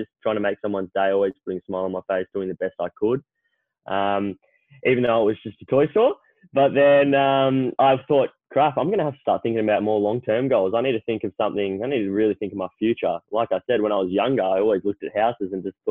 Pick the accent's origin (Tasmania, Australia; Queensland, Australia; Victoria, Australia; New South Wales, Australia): Victoria, Australia; Melbourne; I grew up in Melbourne, still in Melbourne. Haven't lived anywhere else but Melbourne.